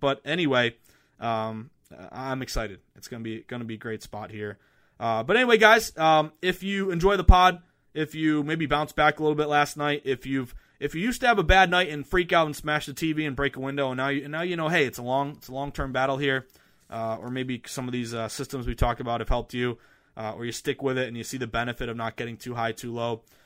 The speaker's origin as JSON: {"language": "English", "area": "the Berkshires", "region": "Western Massachusetts", "country": "United States", "tie": "born or raised there", "moved": "yes", "said": "I'm going back home to Western Mass, uh, the beautiful Berkshires, uh, where I grew up."}